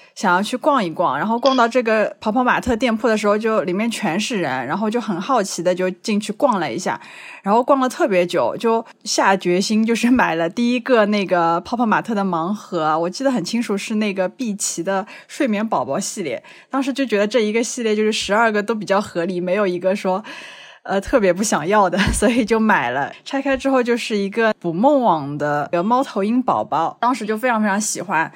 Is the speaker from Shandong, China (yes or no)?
no; Shanghai, China; 我来自上海，曾经是一名葡萄酒讲师